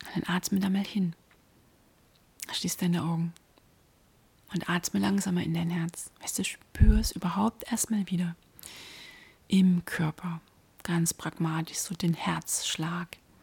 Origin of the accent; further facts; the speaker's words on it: Dresden, Saxony, Germany; born or raised there